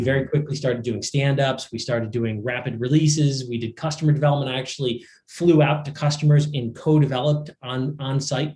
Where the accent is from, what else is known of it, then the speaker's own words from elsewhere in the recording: Minoa, New York, United States; I grew up in a little town called Manoa, New York, which is in central New York, outside of Syracuse